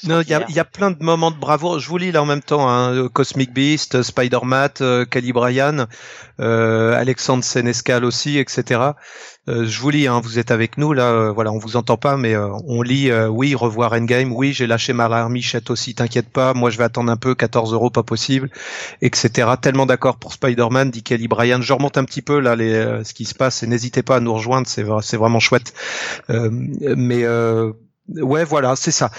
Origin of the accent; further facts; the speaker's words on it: Ille-et-Vilaine, Brittany, France; je suis né en île et vilaine